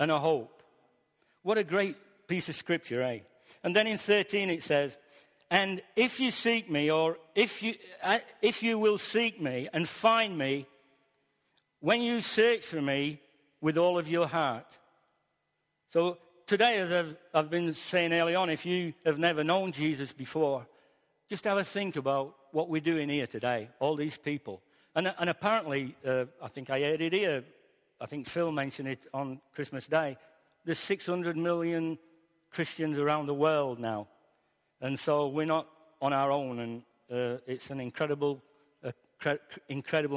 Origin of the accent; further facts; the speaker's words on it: Newton / Ilkeston, East Midlands, United Kingdom; the last 2 years of my schooling life, from 14 to 16, was in Ilkeston. I came from Newton down to Westhouses on the bus